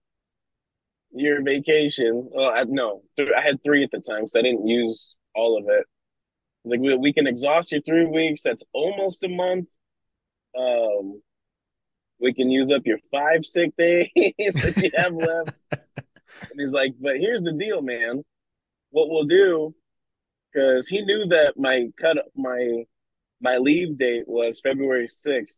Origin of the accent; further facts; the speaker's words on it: Nebraska, United States; also born or lived in New Zealand; now in Oregon, United States; I'm also from Nebraska